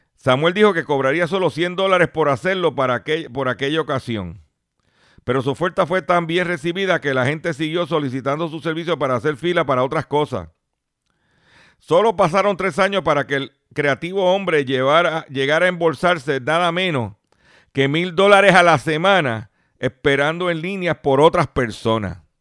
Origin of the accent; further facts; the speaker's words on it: Lares, Puerto Rico; Mi pueblo de Lares